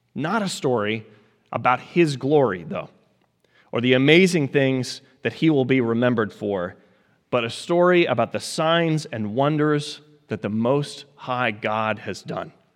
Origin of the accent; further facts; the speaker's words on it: Colorado, United States; moved away; growing up in Colorado, as many of you know that I did